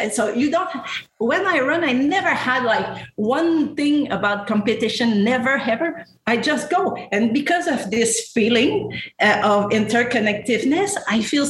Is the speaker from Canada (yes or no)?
yes; Canada; also born or lived in Senegal; now in Singapore; I'm Canadian